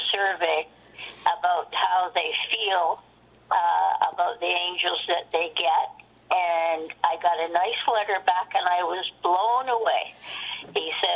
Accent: Toronto, Ontario, Canada; moved away as an adult; now in Peterborough, Canada; I was born in Toronto.

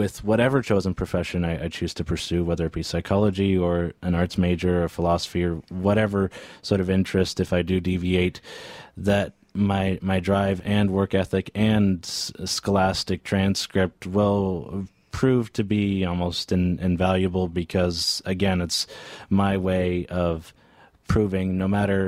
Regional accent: Newcastle, Ontario, Canada; moved away as an adult; also born or lived in Bowmanville; now in Peterborough, Canada; a school in my hometown of Newcastle

